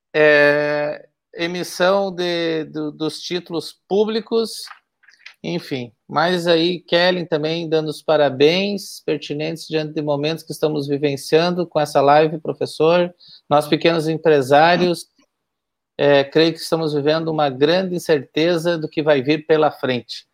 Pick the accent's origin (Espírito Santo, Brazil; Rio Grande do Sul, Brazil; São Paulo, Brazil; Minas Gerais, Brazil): Rio Grande do Sul, Brazil; Cerro Largo; Eu também sou de Cerro Largo